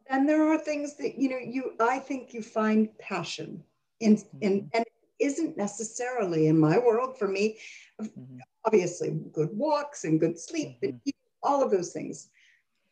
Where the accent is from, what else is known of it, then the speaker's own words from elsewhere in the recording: Rochester, New York, United States; I grew up in Rochester, New York